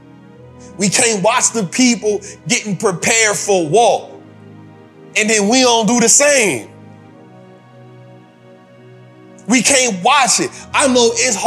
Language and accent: English; New Orleans, Louisiana, United States; I'm from New Orleans. My people went through Hurricane Katrina